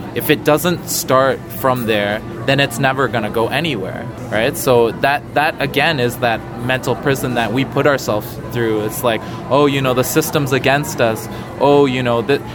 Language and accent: English; Canada; growing up in Canada